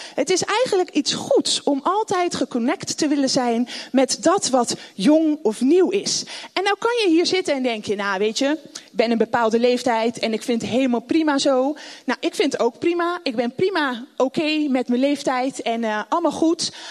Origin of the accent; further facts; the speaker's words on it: The Hague, South Holland, Netherlands; also born or lived in Rotterdam; Ik zit natuurlijk weer in Den Haag, waar ik vandaan kom